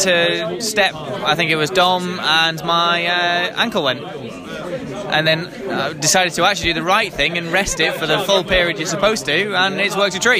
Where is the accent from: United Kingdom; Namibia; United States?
United Kingdom; Nether Kellet, North West England; accent: northern; moved away; I'm northern, so I'm from Lancaster originally. Well, just outside of Lancaster.